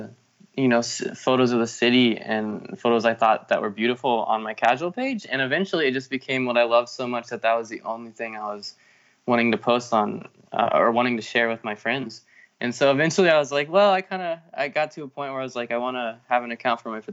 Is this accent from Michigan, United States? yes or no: no; Wichita, Kansas, United States; moved away as an adult; now in Palm Springs, United States; growing up in Kansas